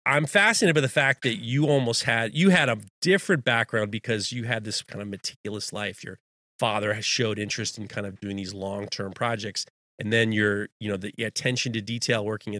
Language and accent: English; New York, United States; I grew up in the early 90s in Manhattan.